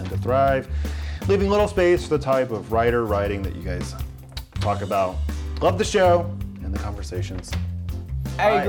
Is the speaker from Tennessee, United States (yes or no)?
yes; Tennessee, United States; I grew up in East Tennessee, and I say that as fast as possible.